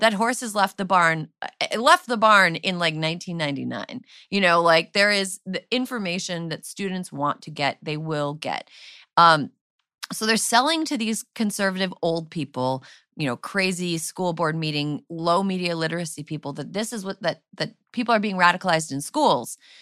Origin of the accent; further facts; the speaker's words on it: Wisconsin, United States; when I grew up in Wisconsin